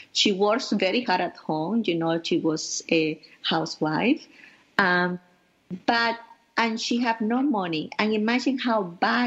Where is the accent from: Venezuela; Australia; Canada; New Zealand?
Venezuela; moved away as an adult; now in New York, United States; I grew up in Venezuela with my beloved grandparents